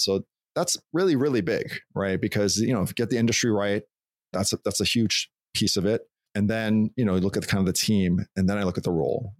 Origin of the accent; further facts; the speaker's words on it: Long Island, New York, United States; moved away as an adult; also born or lived in California; I grew up in Long Island, New York